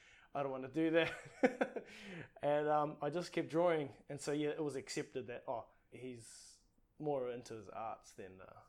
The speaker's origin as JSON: {"language": "English", "town": "Tūrangi", "region": "Waikato", "country": "New Zealand", "tie": "born or raised there", "also_born_or_lived": "Papakura, South Auckland", "first_language": "Māori", "second_language": "English", "said": "I was born in South Auckland, but I think it was one of those places. Mum was quite young when she had me. She was 16, just turned 16 when she and my dad had me. He was about 17, and they decided to move back to his sort of hometown where he grew up, and that's Tūrangi."}